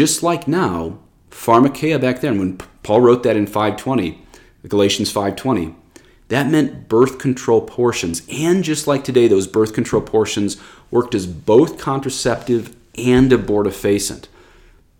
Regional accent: United States; we Americans

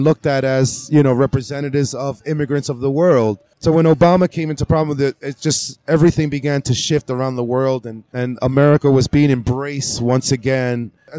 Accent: New York City, New York, United States; I grew up in New York City.

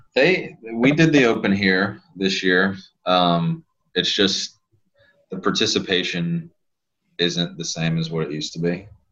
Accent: Lafayette, Louisiana, United States; I grew up in Lafayette. That's where I'm from. That's where I was born and raised.

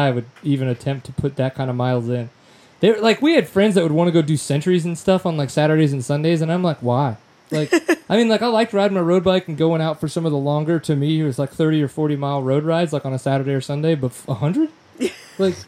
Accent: Louisiana, United States; being from Louisiana

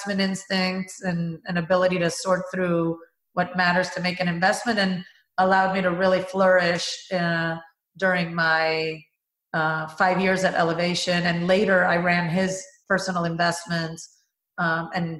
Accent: Venezuela; moved away; I worked at a cement company in my home country of Venezuela.

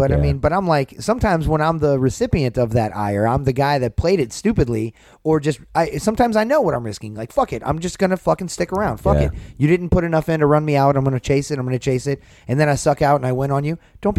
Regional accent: Atlanta, Georgia, United States; now in Orlando, United States; That's my hometown.

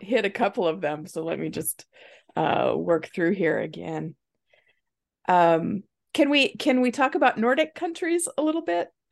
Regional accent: Nebraska, United States; moved away as an adult; now in Indiana, United States; we're originally from Nebraska, and we moved here when our kids were young, and, um, to Indiana

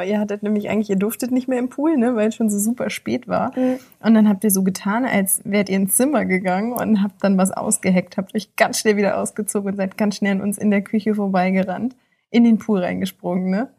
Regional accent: Germany; wir sind aus Deutschland

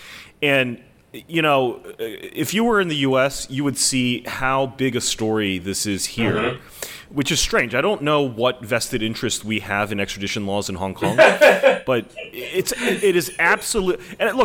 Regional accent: United States; And for me as an American, I guess, I would say that, you know, I do hold hope that American people are capable of that good faith

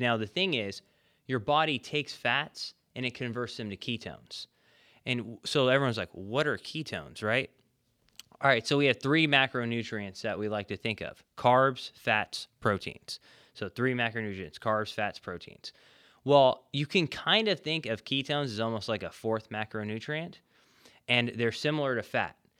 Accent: California, United States; moved away; I'm originally from California

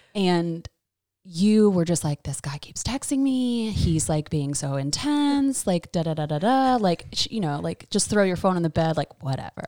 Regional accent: Raleigh, North Carolina, United States; I was born and raised in Raleigh

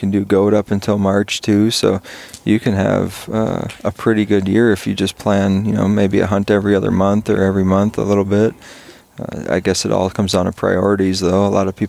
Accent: Wisconsin, United States; also born or lived in Kansas / Idaho; now in Alaska, United States; I grew up in Wisconsin, and coming to Alaska

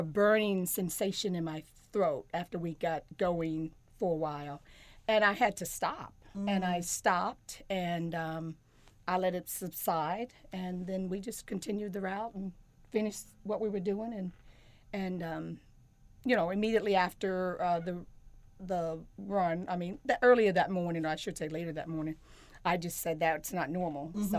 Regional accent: Maryland, United States; moved away as an adult; now in Charlotte, United States; And I guess I'm actually from Maryland. I've been in North Carolina 30-some years, so I actually claim North Carolina, Charlotte, as home now.

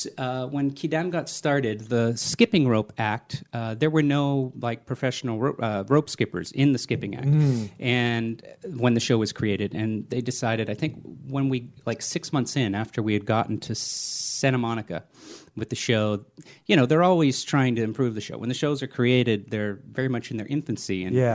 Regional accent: Germany; born there; I was born in Germany. My father was in the army on the GI Bill to get money for college.

